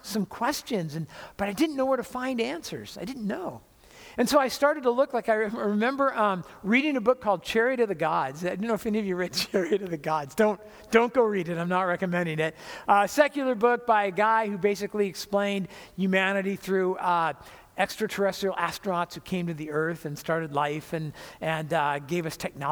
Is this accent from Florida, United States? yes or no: no; Southern California, United States; I grew up in Southern California